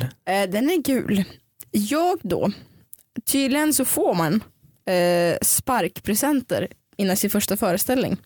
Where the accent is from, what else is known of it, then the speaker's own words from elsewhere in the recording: Dalarna County, Sweden; jag växte upp i Dalarna